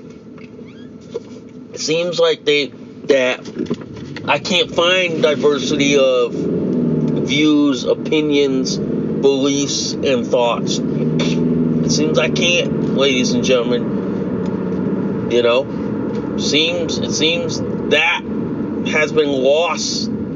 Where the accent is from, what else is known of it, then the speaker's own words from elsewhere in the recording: United States; I'm Asian American